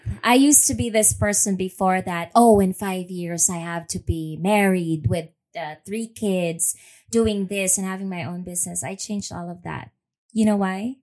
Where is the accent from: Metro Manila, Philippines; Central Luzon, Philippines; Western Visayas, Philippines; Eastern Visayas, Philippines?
Metro Manila, Philippines; Manila; moved away as an adult; also born or lived in Los Angeles, United States; now in Houston, United States; Born and raised in Manila, Philippines.